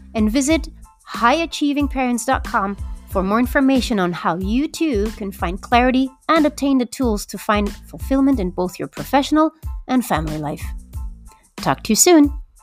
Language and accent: English; Belgium; now in Mexico; I was born and raised in Belgium, but I actually live in Mexico